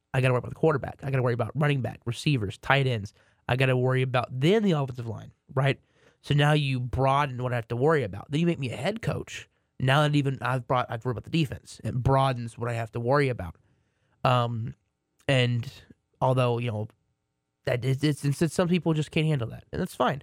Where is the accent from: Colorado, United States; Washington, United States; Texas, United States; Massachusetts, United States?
Texas, United States; Waxahachie; my hometown, Waxahachie, Texas, has a college